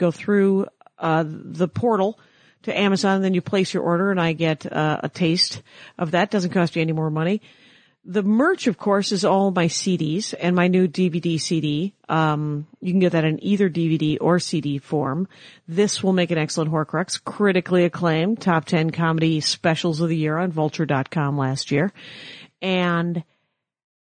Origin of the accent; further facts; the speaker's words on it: outside of Milwaukee, Wisconsin, United States; moved away; I'm from outside of Milwaukee.